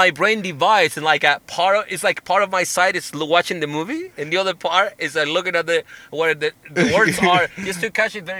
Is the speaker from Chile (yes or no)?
yes; Chile; accent: Chilean; English is a second language; moved away; And even now, my accent has died down a little bit, but I was just back in Chile for a vacation, and every time I go back, my accent kind of like hits a reset.